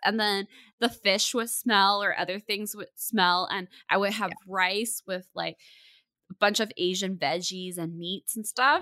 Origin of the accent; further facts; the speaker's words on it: Burnaby, British Columbia, Canada; born and raised in Burnaby